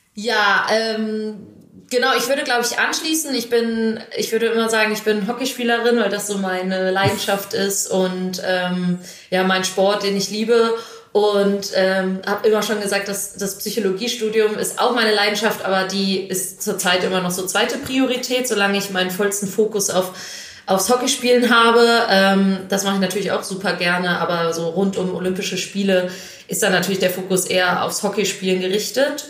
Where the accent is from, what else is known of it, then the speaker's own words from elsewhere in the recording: Düsseldorf, North Rhine-Westphalia, Germany; also born or lived in Krefeld; now in Hamburg, Germany; ich genau im, im Westen, also in Düsseldorf und Krefeld aufgewachsen bin